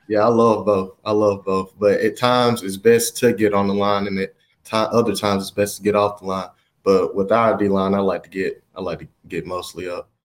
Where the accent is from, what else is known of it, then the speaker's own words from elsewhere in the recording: Alabama, United States; moved away; also born or lived in Oregon; I'm from Alabama